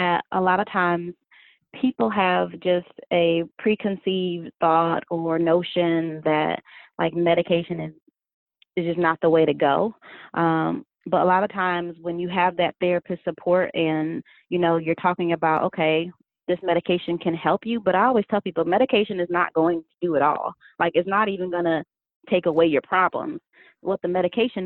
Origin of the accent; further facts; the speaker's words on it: Connecticut, United States; now in Spartanburg, United States; I am actually from Connecticut.